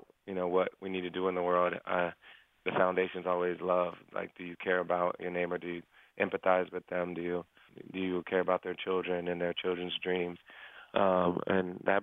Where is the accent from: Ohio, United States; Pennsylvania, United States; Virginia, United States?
Ohio, United States; Springfield; my hometown in Ohio